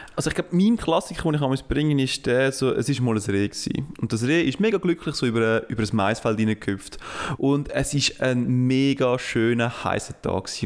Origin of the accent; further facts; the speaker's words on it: Uznach, St. Gallen, Switzerland; Ich bin in Nutznach aufgewachsen. In Nutznach gibt es Störche, das ist eine der Störchenkolonie von, äh, von der Schweiz.